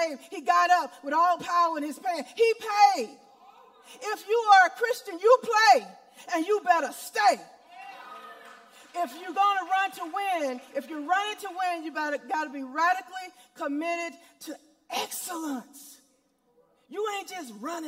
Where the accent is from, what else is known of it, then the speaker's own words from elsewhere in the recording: Monroe, Louisiana, United States; I grew up in Monroe, Louisiana at Deuteronomy Missionary Baptist Church.